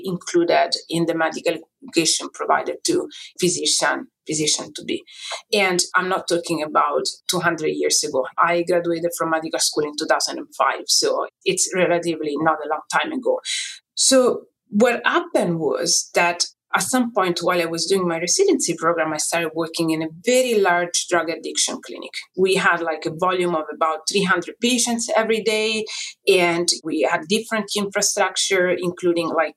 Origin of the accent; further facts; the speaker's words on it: Italy; moved away as an adult; now in United States; So I came from Italy